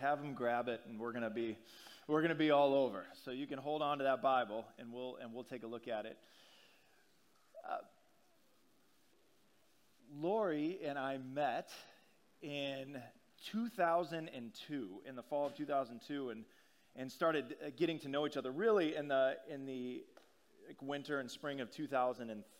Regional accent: Omaha, Nebraska, United States; moved away; I grew up in Omaha, Nebraska.

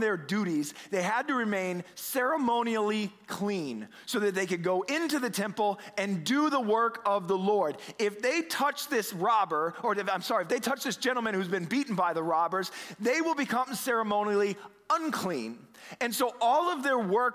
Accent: Omaha, Nebraska, United States; now in Boston, United States; I've lived in Boston now for 20 years, which I can't believe, but I'm originally from the Midwest, right? Aben and I were both from Omaha here

